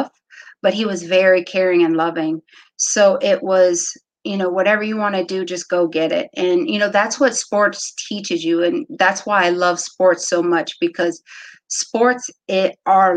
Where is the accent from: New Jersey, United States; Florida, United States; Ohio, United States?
Ohio, United States; Wooster; moved away as an adult; also born or lived in Cleveland, Ohio; now in Virginia, United States; My parents were a part of a youth organization in the small town of Worcester where we're from. So I just grew up with my sisters playing all sports